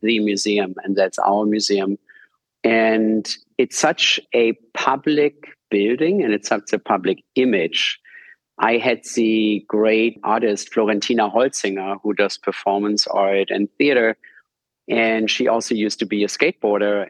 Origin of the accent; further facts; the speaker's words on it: Germany; accent: German American; English is a second language; moved away as an adult; also born or lived in New York, United States; now in Berlin, Germany; my German American accent